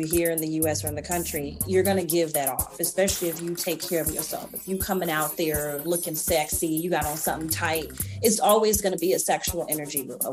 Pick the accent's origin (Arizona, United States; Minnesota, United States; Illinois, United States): Illinois, United States; now in Southern United States; I'm from Illinois